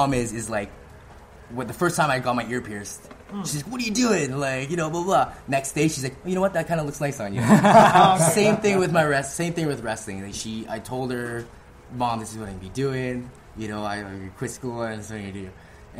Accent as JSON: {"language": "English", "country": "Philippines", "said": "I didn't really want to sort of use that as a gimmick, like, oh, I'm this Filipino guy, you know, like"}